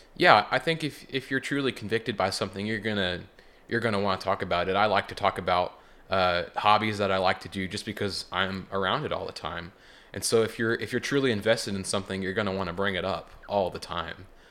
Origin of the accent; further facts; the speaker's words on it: Joplin, Missouri, United States; also born or lived in Seneca, Missouri; I'm from the Joplin area